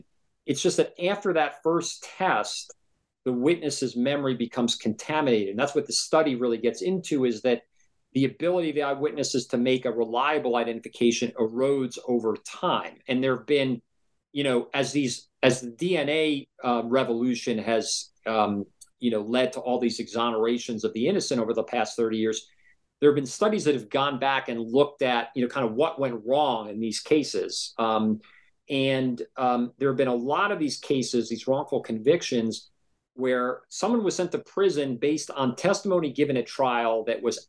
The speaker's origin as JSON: {"language": "English", "region": "New Jersey", "country": "United States", "tie": "born or raised there", "said": "I grew up in New Jersey"}